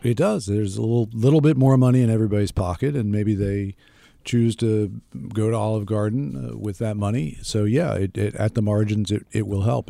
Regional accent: United States; I'm an American

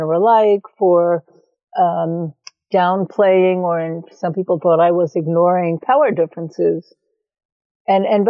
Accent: New York City, New York, United States; moved away as an adult; also born or lived in California; I grew up in New York City. Eastern European Jewish background

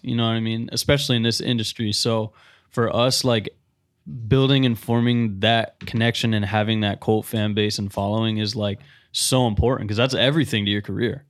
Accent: Tampa, Florida, United States; also born or lived in Providence, Rhode Island; I was born in Providence, Rhode Island, um, but I moved here when I was four. So technically a Floridian

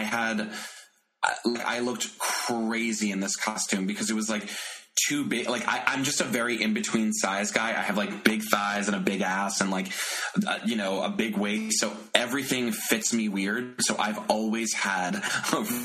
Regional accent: Bay Shore, New York, United States; I'm from Long Island originally.

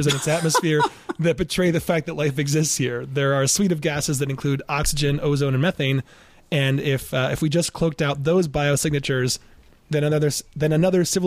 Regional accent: Ann Arbor, Michigan, United States; the University of Michigan, my hometown

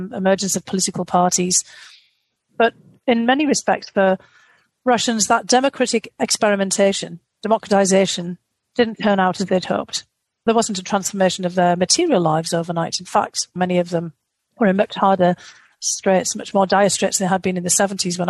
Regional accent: United Kingdom; being a Brit, I grew up on Charles Dickens.

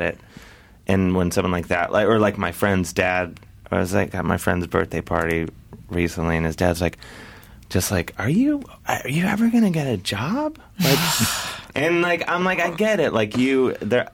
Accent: Cleveland, Ohio, United States; I come from a large family, and I'm from Cleveland.

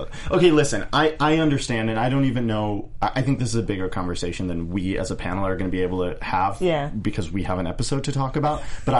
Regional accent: Midwest, United States; moved away; I'm from the Midwest

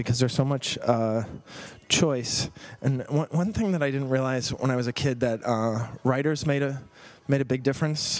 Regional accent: Boston, Massachusetts, United States; Growing up in Boston

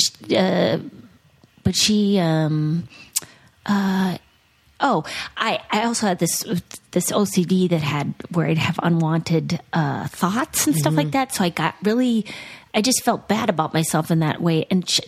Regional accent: Duluth, Minnesota, United States; now in Los Angeles, United States; My hometown is like, Duluth

